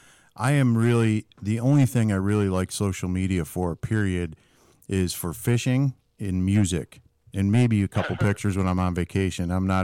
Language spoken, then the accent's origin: English; Buffalo, New York, United States; now in Nashville, United States; I'm a Yankee originally. I'm originally from Buffalo, New York.